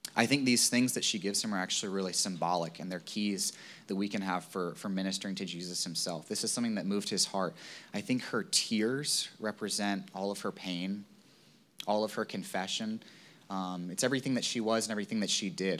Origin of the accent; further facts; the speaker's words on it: Virginia, United States; moved away; I grew up in Virginia